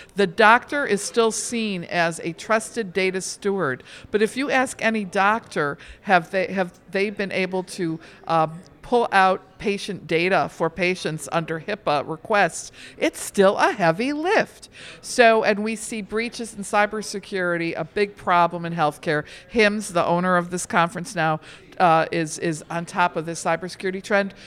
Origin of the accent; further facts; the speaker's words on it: outside of Detroit, Michigan, United States; I grew up outside of Detroit.